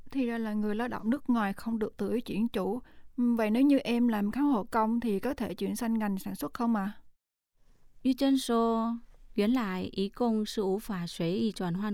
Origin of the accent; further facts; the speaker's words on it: Vietnam; now in Taiwan; mình đến từ Việt Nam，